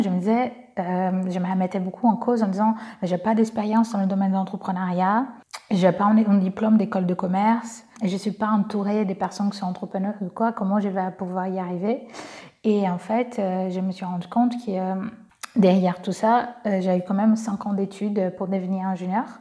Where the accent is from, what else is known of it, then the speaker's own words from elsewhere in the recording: Brazil; accent: Brazilian; French is a second language; moved away as an adult; now in France; je suis brésilienne, j'ai un petit accent